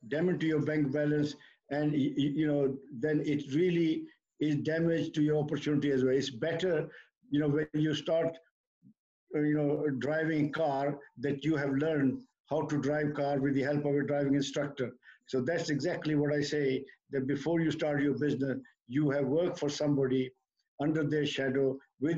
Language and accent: English; India; now in United Kingdom; we come from India